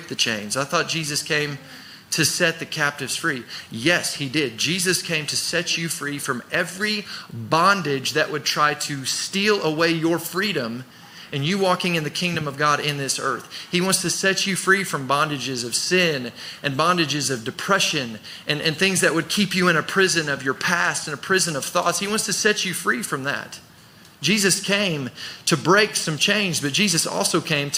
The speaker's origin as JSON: {"language": "English", "country": "United States", "said": "growing up in America, living in America"}